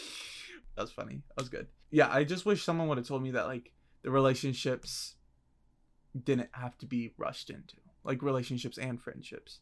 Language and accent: English; Virginia, United States; I'm from Virginia